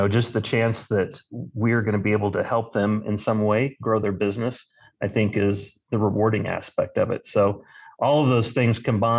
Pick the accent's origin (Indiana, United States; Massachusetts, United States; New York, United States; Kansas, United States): Kansas, United States; Wichita; I am from Wichita, Kansas, where I went to Wichita State